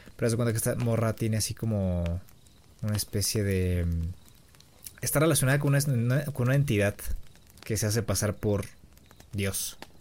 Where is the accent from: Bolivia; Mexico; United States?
Mexico; yo soy mexicano